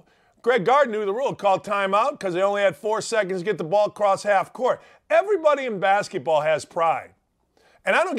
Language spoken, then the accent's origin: English; United States; I'm from just a little bit south of the South Side.